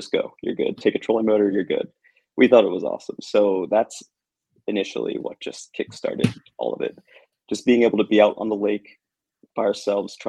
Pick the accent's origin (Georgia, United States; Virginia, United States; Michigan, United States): Virginia, United States; Arlington; we're from Arlington, Virginia, which is literally like 5 minutes from DC. So we basically grew up in the city